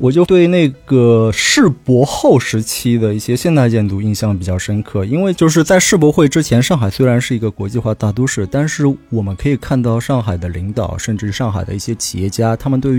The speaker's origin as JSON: {"language": "Chinese", "region": "Shanghai", "country": "China", "tie": "born or raised there", "said": "作为一个从小在上海土生土长的上海人"}